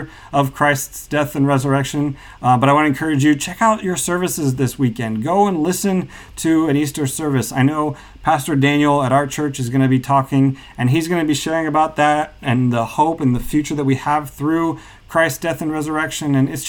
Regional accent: Kazakhstan; including cultures I grew up with in Kazakhstan, where during Nowruz, which is the celebration of spring, they also decorate eggs and celebrate it that way.

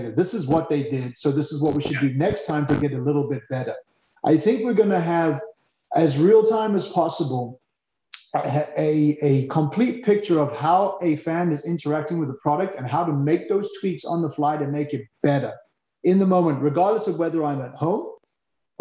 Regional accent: South Africa; being a South African

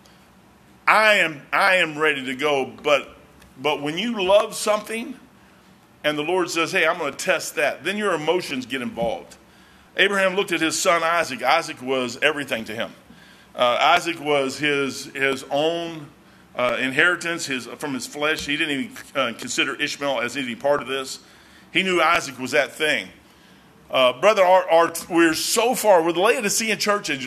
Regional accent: United States; I'm an American

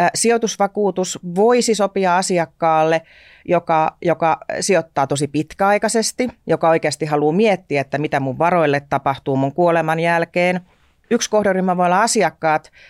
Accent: Tornio, Lapland, Finland; moved away as an adult; also born or lived in Hamburg, Germany / Luxembourg / Germany; mä olen erittäin ylpeästi torniolainen

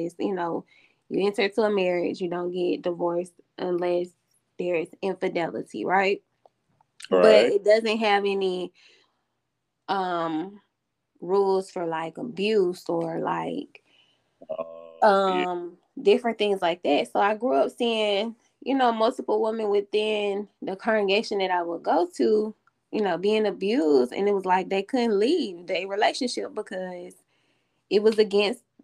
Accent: College Park, Georgia, United States; I'm from College Park, Georgia.

